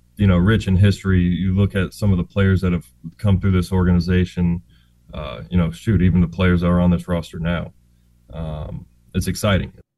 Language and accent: English; the South, United States; growing up in the South